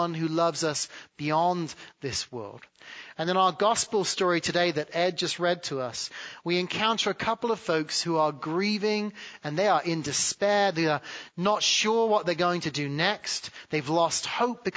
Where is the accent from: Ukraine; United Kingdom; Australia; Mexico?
United Kingdom; England; moved away as an adult; now in United States; growing up in England